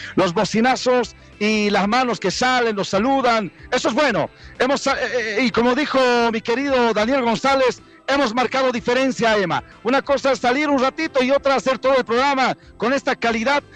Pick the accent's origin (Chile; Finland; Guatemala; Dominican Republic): Chile; now in La Paz, Bolivia; Somos chilenos